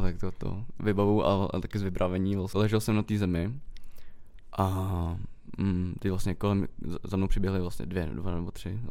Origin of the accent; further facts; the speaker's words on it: Karlovy Vary, Karlovy Vary Region, Czechia; u nás ve Varech